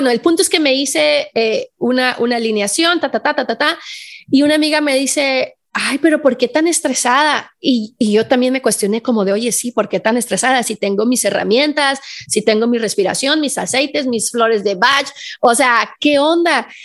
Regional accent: Guadalajara, Jalisco, Mexico; yo vengo de Guadalajara, o sea, una ciudad donde hay un montón de tráfico

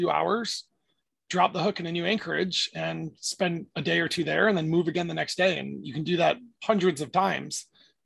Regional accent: upstate New York, United States; moved away as an adult; also born or lived in Florida; I grew up in upstate New York and then moved to Florida after college for a job

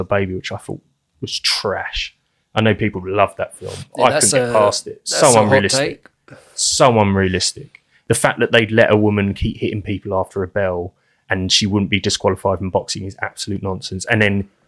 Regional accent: England, United Kingdom; we're English.

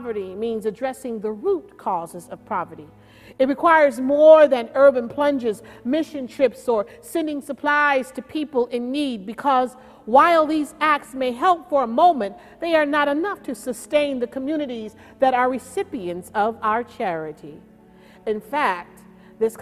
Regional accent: Oakland, California, United States; I grew up in Oakland, California, with two older sisters and one younger brother.

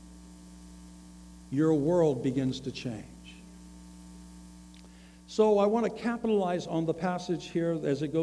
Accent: the South, United States; I come from the South. I live in the South

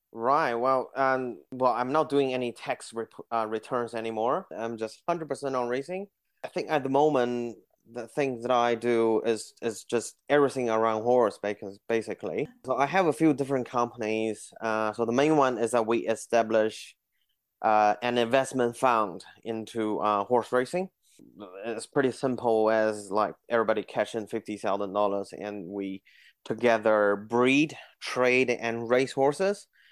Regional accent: Beijing, China; moved away as an adult; also born or lived in New Zealand; now in Auckland, New Zealand; I grew up in Beijing

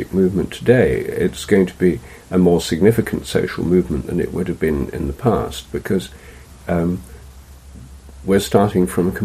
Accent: England, United Kingdom; I'm English

